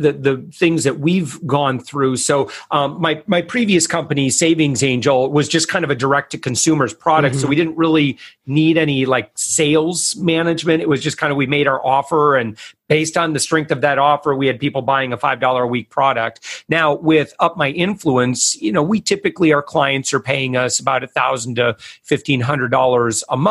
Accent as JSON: {"language": "English", "region": "West Michigan", "country": "United States", "said": "We're from West Michigan"}